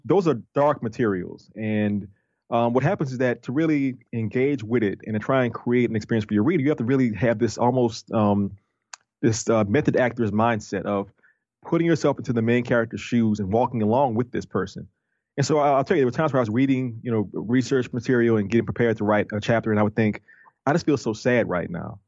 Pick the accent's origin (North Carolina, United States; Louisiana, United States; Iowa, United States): Louisiana, United States; New Orleans; I'm from New Orleans, and New Orleans is a tourist city.